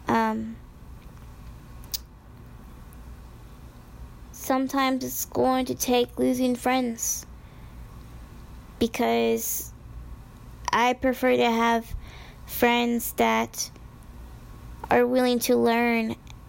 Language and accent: English; Midwest, United States; I was born and raised in the United States in the Midwest